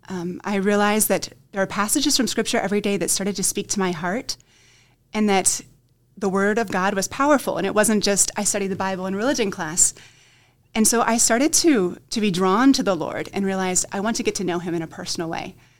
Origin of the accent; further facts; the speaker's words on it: Dover, Ohio, United States; I'm originally from the Diocese of Columbus